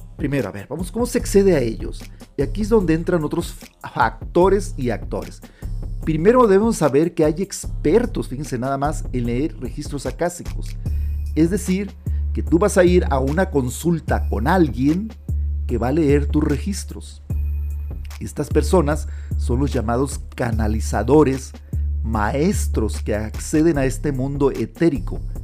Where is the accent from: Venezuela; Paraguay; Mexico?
Mexico; Sonora; moved away; also born or lived in Monterrey, Nuevo León; yo soy originario del estado de Sonora, al norte de México, yo vivía ya en Monterrey, Nuevo León